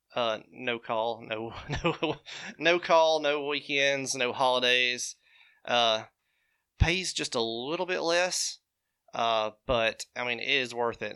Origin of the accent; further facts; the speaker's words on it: Nauvoo, Alabama, United States; also born or lived in Birmingham, Alabama; I was born and raised in Nauvoo, Alabama.